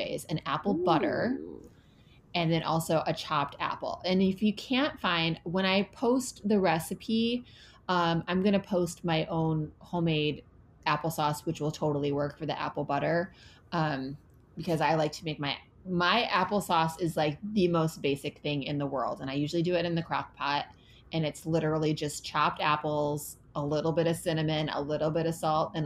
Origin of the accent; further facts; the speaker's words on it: Michigan, United States; I'm from Michigan, where all your A's are just real developed.